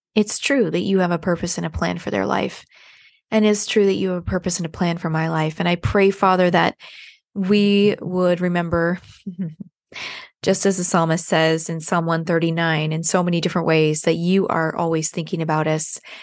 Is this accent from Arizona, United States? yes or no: no; San Diego, California, United States; now in Nashville, United States; I'm actually from San Diego, um, and I live in Nashville now